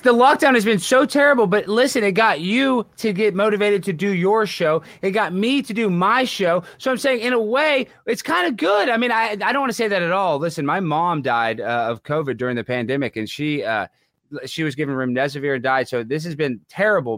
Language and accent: English; Dallas, Texas, United States; accent: twang; I'm from Dallas, Texas. I speak with a little bit of a twang